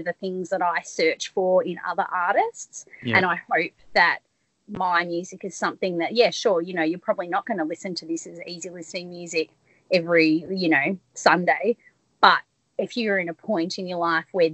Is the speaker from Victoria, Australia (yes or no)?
yes; country Victoria, Australia; moved away as an adult; I grew up in country Victoria